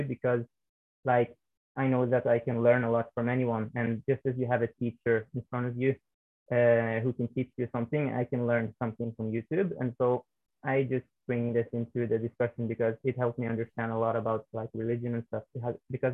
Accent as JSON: {"language": "English", "country": "Norway", "tie": "born or raised there", "said": "I was born and raised in Norway"}